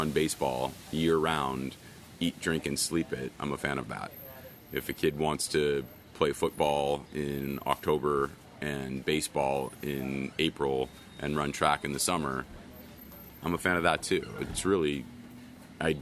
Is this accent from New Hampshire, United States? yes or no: no; Southern California, United States; I was from Southern California